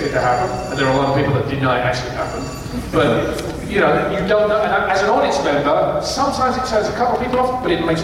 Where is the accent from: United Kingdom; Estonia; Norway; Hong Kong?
United Kingdom; England; When I was a kid, you know, in England